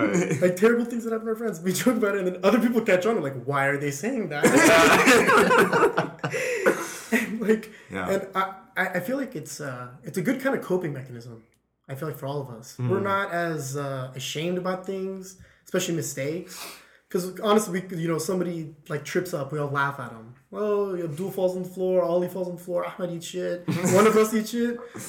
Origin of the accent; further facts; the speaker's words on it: Lakewood, United States; born there; Yeah, 100%. I was born in Lakewood. Yeah, I think it was Lakewood.